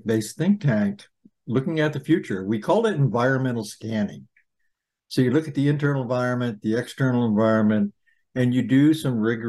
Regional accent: Turners Falls, Massachusetts, United States; I grew up in Turner's Falls

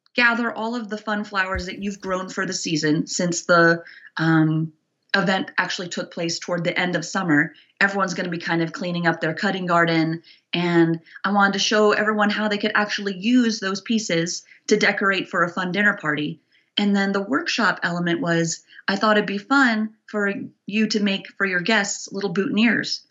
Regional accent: New York City, New York, United States; moved away as an adult; also born or lived in Los Angeles; now in Bozeman, United States; I grew up in New York City.

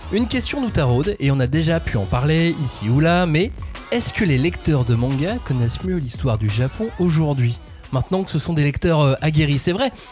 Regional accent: France; Donc, il nous reste vraiment que le manga quand on est français

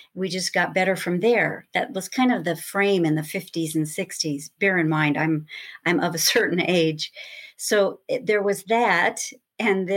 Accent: Lakewood, California, United States; also born or lived in Los Angeles, California; a little girl growing up in Lakewood, California

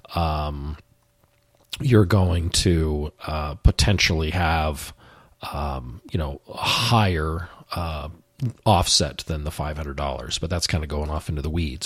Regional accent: the West, United States; growing up in the West, I have a Western bias

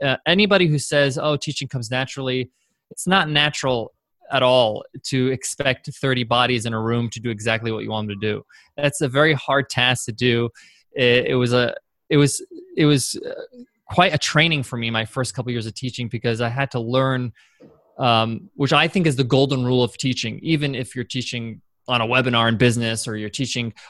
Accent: Long Island, New York, United States; I grew up in Long Island, New York is where I'm from

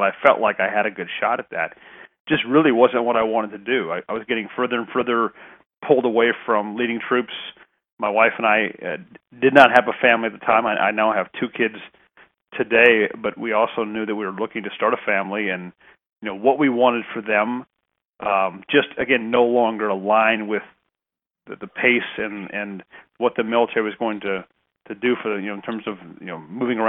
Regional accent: Huntsville, Alabama, United States; born there; also born or lived in Germany; So I was born in Huntsville, Alabama. We lived in Germany, lived pretty much everywhere but the West Coast.

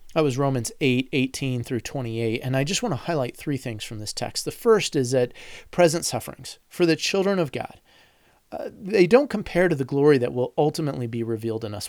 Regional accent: United States; as an American

